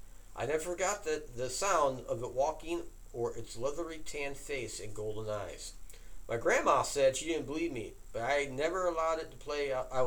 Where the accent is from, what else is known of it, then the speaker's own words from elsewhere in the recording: Holler, West Virginia, United States; I was 8 years old visiting my grandparents' house in Holler, West Virginia, my hometown.